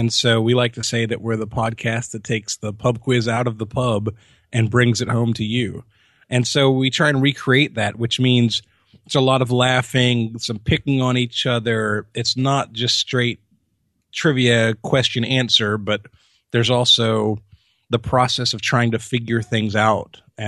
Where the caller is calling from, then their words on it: Jacksonville, Florida, United States; I'm in Jacksonville, Florida. That's where we base our show out of, yeah.